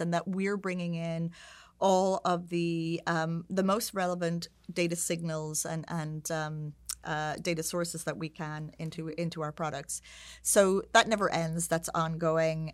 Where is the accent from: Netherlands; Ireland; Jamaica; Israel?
Ireland; moved away as an adult; also born or lived in United Kingdom / San Francisco / Sao Paulo; at the time where I was growing up in Ireland